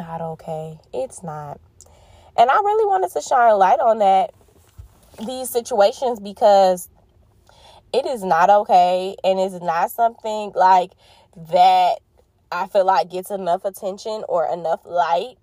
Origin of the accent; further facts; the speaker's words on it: Detroit, Michigan, United States; I am from Detroit, Michigan, the D